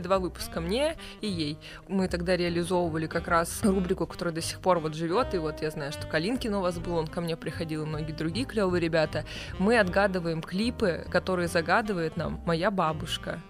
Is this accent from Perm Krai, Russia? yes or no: no; Vladivostok, Primorsky Krai, Russia; moved away as an adult; now in Moscow, Russia; Мы обе из Владивостока, из одного класса, то есть мы познакомились 1 сентября на первой линейке